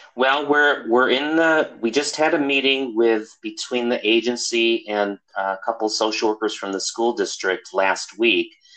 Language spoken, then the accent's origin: English; Chicago, Illinois, United States; moved away as an adult; also born or lived in Milwaukee, Wisconsin; now in California, United States; I grew up in Chicago